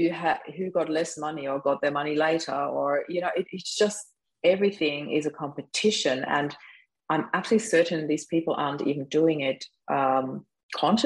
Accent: Vienna, Austria; moved away as an adult; now in Australia; we spent Christmas in Vienna, in my hometown where I was born

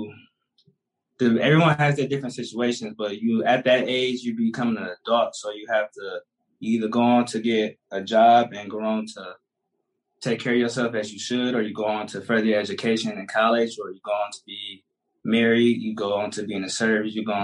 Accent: Detroit, Michigan, United States; I was somebody that was born and raised in the city of Detroit, on the west side

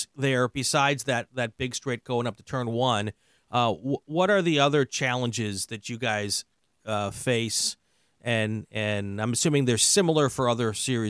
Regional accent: Lake Geneva, Wisconsin, United States; Oh yeah, I grew up in Lake Geneva.

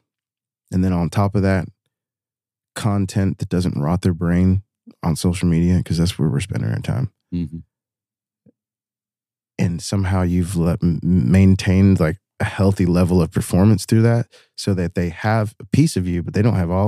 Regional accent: Chemical Valley, West Virginia, United States; now in Louisville, United States; I grew up in Chemical Valley

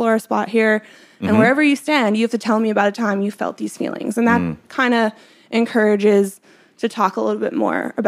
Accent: Pennsylvania, United States; moved away as an adult; also born or lived in New York; where I grew up in Pennsylvania too, we didn't have like sneaker stores. It was middle of nowhere

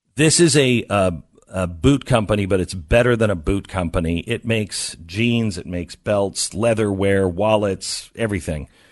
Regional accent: Pacific Northwest, United States; moved away; I grew up in the Pacific Northwest

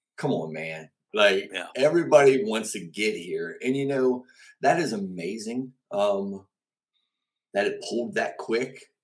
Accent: Cumberland, Maryland, United States; moved away as an adult; also born or lived in Alabama; now in Winchester, United States; born and raised in Cumberland, Maryland

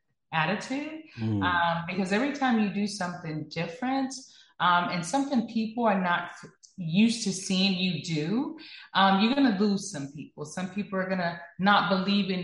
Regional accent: Texas, United States; I'm from the South, you know, I'm from Texas

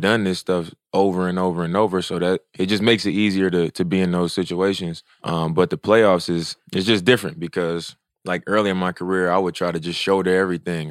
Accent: Oakland, California, United States; I'm from Oakland

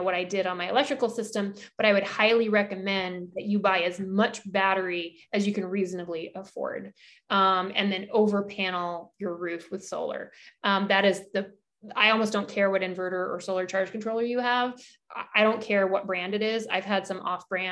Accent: Alaska, United States; moved away; I grew up in Alaska

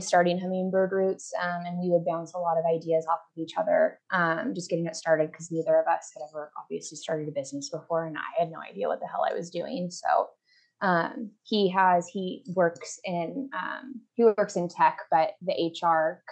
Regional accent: about an hour south of Portland, Oregon, United States; moved away as an adult; now in Denver, United States; I'm from about an hour south of Portland

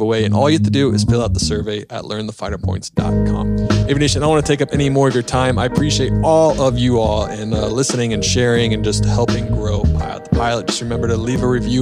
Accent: the South, United States; I'm from the South as well

